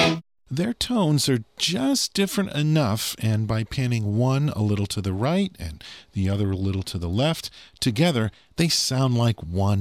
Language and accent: English; Massachusetts, United States; Growing up in Massachusetts like I did in the 1970s and 80s